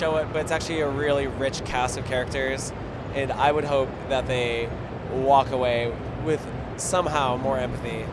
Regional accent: Oakland, California, United States; Oakland, California

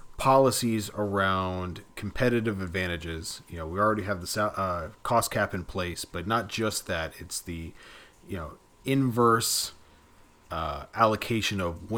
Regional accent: Florida, United States; we're South Florida guys. We grew up in Broward County.

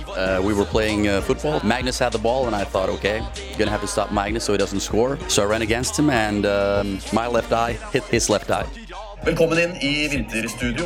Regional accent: Moss, Østfold, Norway; Jeg er fra Moss

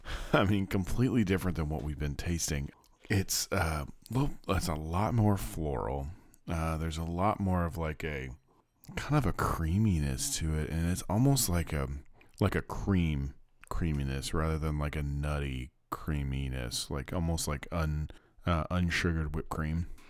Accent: Kansas, United States; now in Little Rock, United States; I'm growing up in Kansas

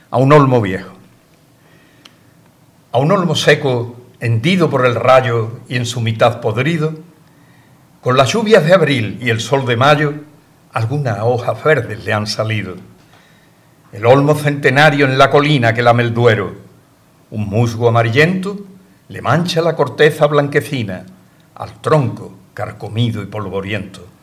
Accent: Ronda, Andalusia, Spain; Cuando yo estudiaba bachiller en Ronda, yo soy natural de Ronda

